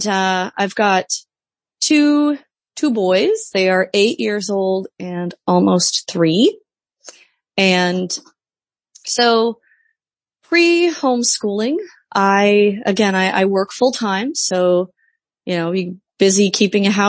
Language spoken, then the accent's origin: English; Midwest, United States; moved away as an adult; now in Washington DC area, United States; I was raised in the Midwest. I moved to the Washington DC area right after college